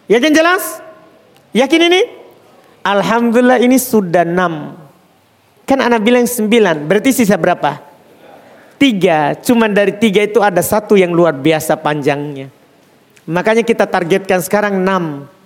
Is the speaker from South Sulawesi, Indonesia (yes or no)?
yes; Jeneponto, South Sulawesi, Indonesia; Kita orang Jeneponto padi, pasti tahu tentang kuda.